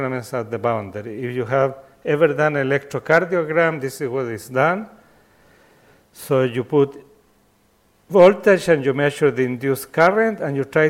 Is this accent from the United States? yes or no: no; Chile; I come from Chile